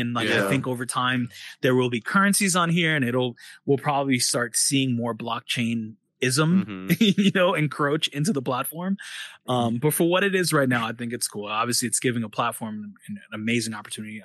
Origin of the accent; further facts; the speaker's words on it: New York, United States; moved away as an adult; now in China; We're all from New York